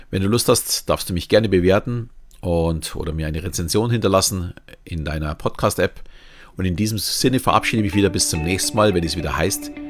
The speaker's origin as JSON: {"language": "German", "region": "Bavaria", "country": "Germany", "said": "Und wenn mir jemand sagt, ich bin Bayer, nehme ich dieses auch nicht als Beleidigung an."}